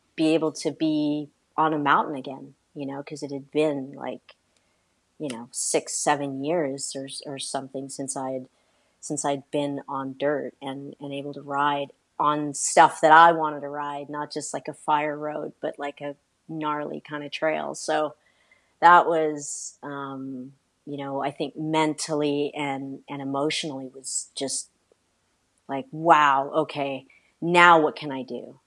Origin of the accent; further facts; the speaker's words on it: California, United States; I'm originally from California